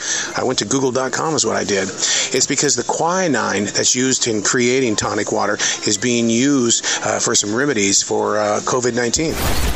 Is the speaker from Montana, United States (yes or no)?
yes; Montana, United States; The Southerner is going to come out in me, and I'm from Montana.